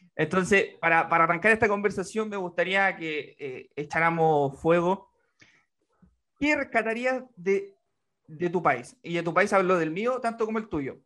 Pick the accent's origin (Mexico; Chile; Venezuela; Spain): Chile; como chilenos somos tan, eh, en, tan afables